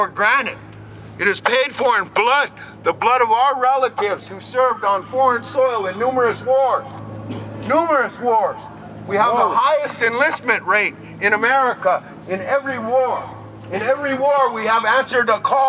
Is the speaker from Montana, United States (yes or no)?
yes; Fort Peck, Montana, United States; moved away as an adult; now in Standing Rock, United States; I'm from Fort Peck originally. I live in Standing Rock. I've lived there for almost 10 years now